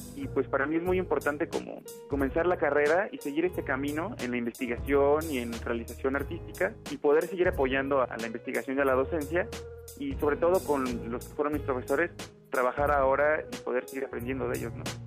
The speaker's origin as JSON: {"language": "Spanish", "town": "Morelia", "region": "Michoacán", "country": "Mexico", "also_born_or_lived": "Buenos Aires", "said": "soy de Morelia y tengo 26 años"}